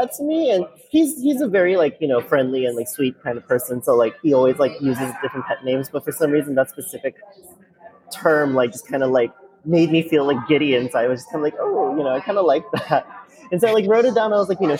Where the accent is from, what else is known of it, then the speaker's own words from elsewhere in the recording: New Orleans, Louisiana, United States; also born or lived in Taiwan / Bay Area, California; I was born in Taiwan. My entire family is from Taiwan. Like, even my sister, who is a year and 2 months younger than me, was born there. But we moved here when I was three to New Orleans, and we grew up here ever since